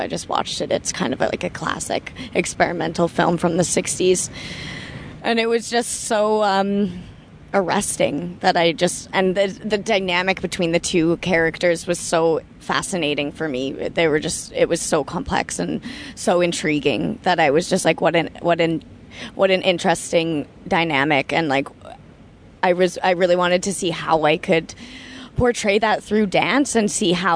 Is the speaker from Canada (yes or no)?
yes; Toronto, Ontario, Canada; moved away as an adult; growing up in Toronto